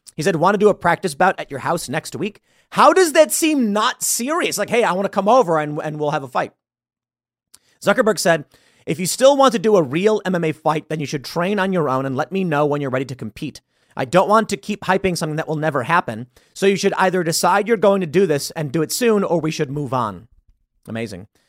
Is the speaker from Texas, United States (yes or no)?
no; Chicago, Illinois, United States; moved away as an adult; also born or lived in New York / Los Angeles / Miami / Seattle; I grew up in Chicago